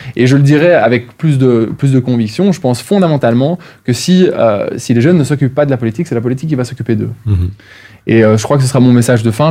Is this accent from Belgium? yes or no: yes; Wallonia, Belgium; en Wallonie, là d'où je viens.